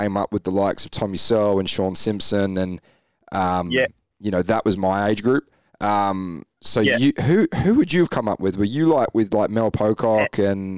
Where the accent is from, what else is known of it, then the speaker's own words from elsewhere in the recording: England, United Kingdom; Like, I'm from the UK. So I obviously raced growing up in England.